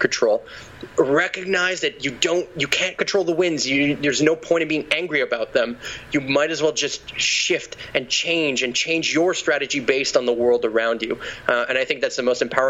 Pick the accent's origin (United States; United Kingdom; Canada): Canada; Quebec; I'm from Quebec.